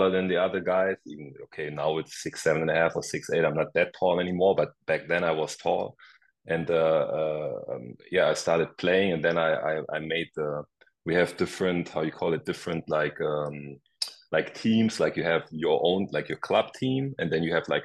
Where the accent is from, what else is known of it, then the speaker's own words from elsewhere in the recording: Germany; moved away as an adult; also born or lived in Rhode Island; I grew up in Germany.